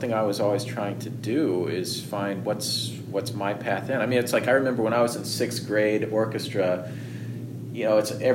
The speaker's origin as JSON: {"language": "English", "area": "outside of Houston", "region": "Texas", "country": "United States", "tie": "born or raised there", "also_born_or_lived": "New York", "moved": "yes", "said": "the area I grew up in outside of Houston"}